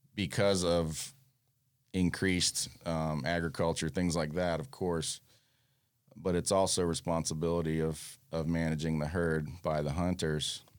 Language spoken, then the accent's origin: English; Fort Lauderdale, Florida, United States; also born or lived in Freeport, Bahamas; grew up on the New River in Fort Lauderdale